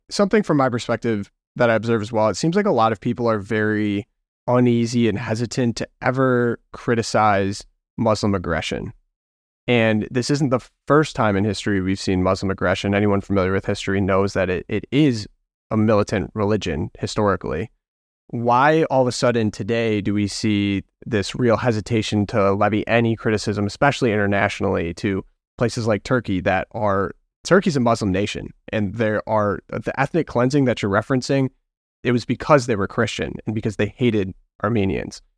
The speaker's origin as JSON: {"language": "English", "region": "Midwest", "country": "United States", "tie": "born or raised there", "said": "I grew up in the Midwest"}